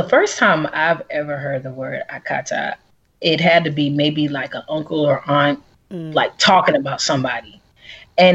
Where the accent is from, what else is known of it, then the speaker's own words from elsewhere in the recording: Atlanta, Georgia, United States; also born or lived in Texas / Washington, D.C.; then moved to Atlanta. So I've been in Atlanta since I was like 7. Oh, wow. You are an Atlanta. Yeah, I'm an Atlanta native. Yeah. I'm pretty much a Georgia peach.